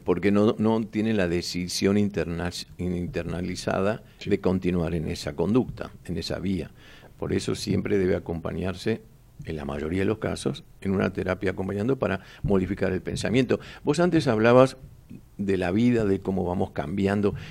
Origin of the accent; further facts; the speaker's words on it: Buenos Aires, Argentina; donde yo nací en Mataderos